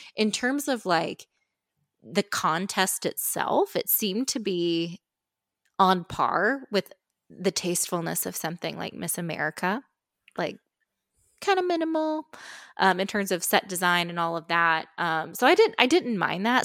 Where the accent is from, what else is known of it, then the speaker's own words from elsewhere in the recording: Austin, Indiana, United States; moved away as an adult; the reigning sesquicentennial queen of the city of Austin, Indiana